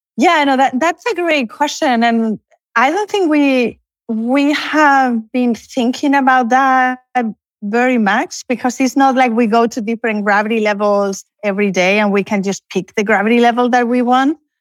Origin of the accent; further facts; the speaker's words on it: Canary Islands, Spain; moved away as an adult; also born or lived in Barcelona; now in College Station, United States; I'm originally from Spain, although I, I was born in Canary Islands, but I'm now in Barcelona